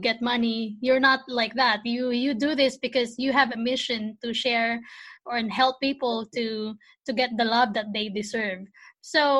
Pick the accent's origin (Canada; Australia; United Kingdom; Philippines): Philippines; English is a second language; now in United States; I'm just a tiny Filipina who are living in the States